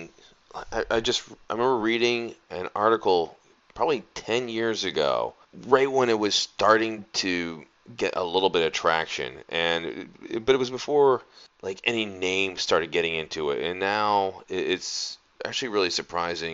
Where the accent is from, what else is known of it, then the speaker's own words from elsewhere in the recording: outside of Philadelphia, Pennsylvania, United States; I grew up outside of Philly